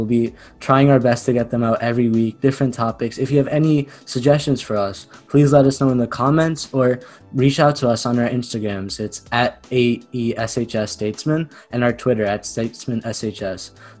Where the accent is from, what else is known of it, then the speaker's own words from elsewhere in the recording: India; Being an Indian, I think mangoes, you're going to love them.